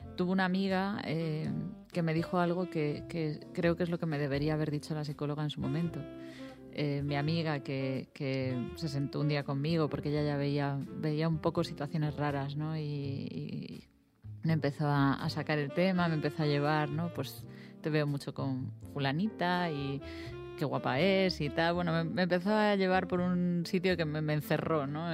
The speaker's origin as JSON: {"language": "Spanish", "town": "A Coruña", "region": "Galicia", "country": "Spain", "said": "yo soy coruñesa"}